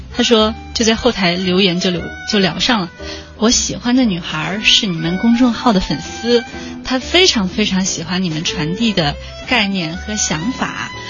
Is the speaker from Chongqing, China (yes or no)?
yes; Chongqing, China; now in Beijing, China; 我我的老家也是你的老家， 对，重庆市，